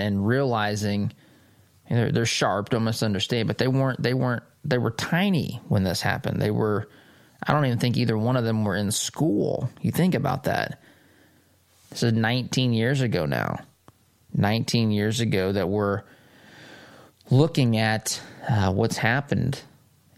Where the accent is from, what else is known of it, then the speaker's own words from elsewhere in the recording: United States; I am an American